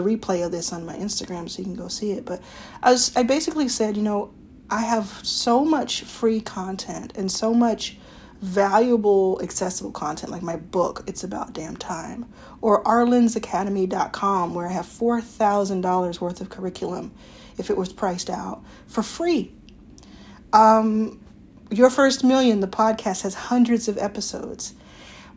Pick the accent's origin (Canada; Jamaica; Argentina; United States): United States; Dallas, Texas; Dallas, Texas, my hometown